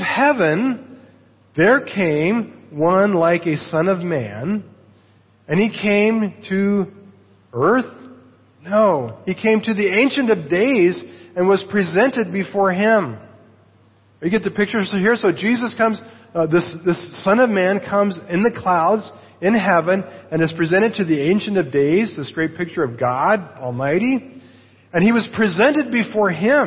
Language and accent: English; United States; the United States, my home country